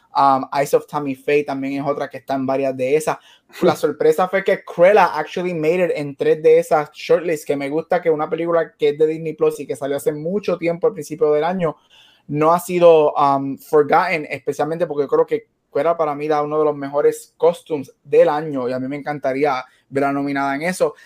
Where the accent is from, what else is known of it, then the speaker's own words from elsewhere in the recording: Puerto Rico; now in Arizona, United States; no soy lo suficientemente puertorriqueño